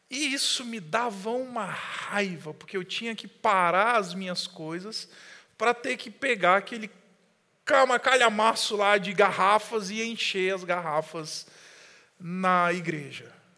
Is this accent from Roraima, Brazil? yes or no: yes; Boa Vista, Roraima, Brazil; moved away; quando eu era criança, eu morava em Boa Vista, eu já falei isso para você várias vezes, em Roraima. Cresci lá